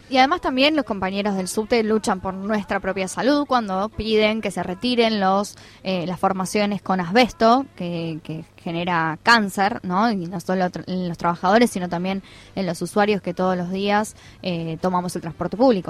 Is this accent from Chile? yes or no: no; Argentina; los 45 millones de argentinos que estamos atrás mirando